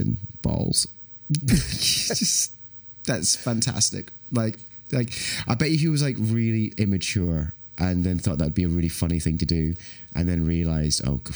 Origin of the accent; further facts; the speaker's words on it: Scotland, United Kingdom; I'm very happy as a Scotsman